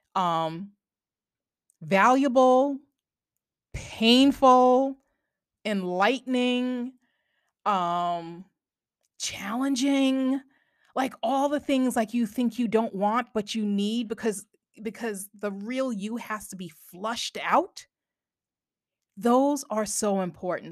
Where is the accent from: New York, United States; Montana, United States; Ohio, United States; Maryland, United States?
New York, United States; Long Island; now in New Jersey, United States; I grew up on Long Island